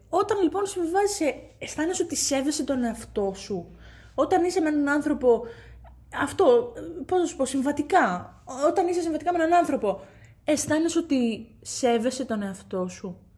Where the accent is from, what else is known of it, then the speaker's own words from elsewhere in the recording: Katerini, Central Macedonia, Greece; moved away; για μένα πατρίδα είναι εκεί που γεννήθηκα, έκανα του φίλου μου, μεγάλωσα είναι εκεί που είναι η καταγωγή μου, α πούμε, στην περίπτωση αυτή. Είμαι από την Κατερίνη